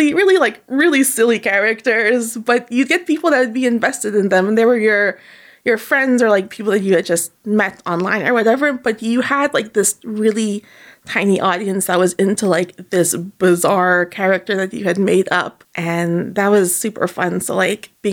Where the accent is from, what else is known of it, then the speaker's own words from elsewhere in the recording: Toronto, Ontario, Canada; also born or lived in Montreal, Canada; I was born in Montreal, but like I moved here when I was like 6. Unfortunately, I didn't speak any French, but I've been living in Toronto for forever.